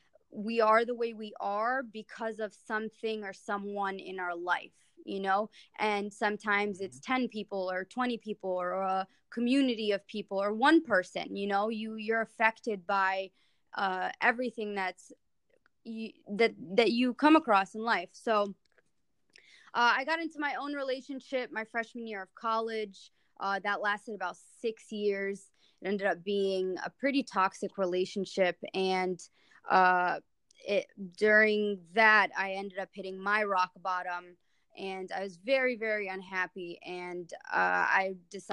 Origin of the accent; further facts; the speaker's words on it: Connecticut, United States; English is a second language; also born or lived in Egypt; I'm Egyptian. I was born in Egypt. My parents immigrated to Connecticut when I was 5 years old. English was my second language